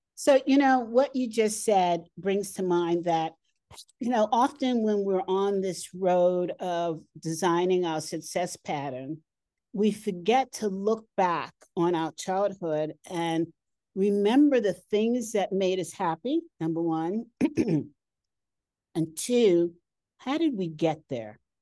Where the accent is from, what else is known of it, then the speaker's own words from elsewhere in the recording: United States; moved away as an adult; now in Colorado, United States; I'm from New York, New Jersey